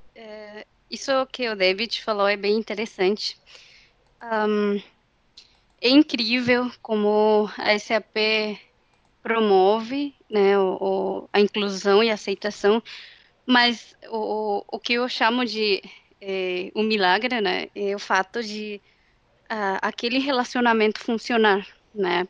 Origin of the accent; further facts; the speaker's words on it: Mexico; accent: Mexican; Portuguese is a second language; moved away as an adult; now in São Leopoldo, Brazil; eu cresci numa cidade no México